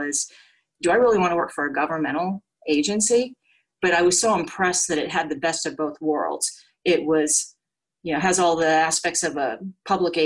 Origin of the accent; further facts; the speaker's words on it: Orange County, California, United States; I grew up in Orange County